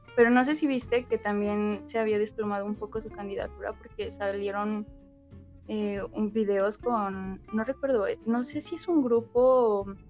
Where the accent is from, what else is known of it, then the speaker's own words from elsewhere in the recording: Toluca, State of Mexico, Mexico; soy de Toluca, de el lugar del chorizo verde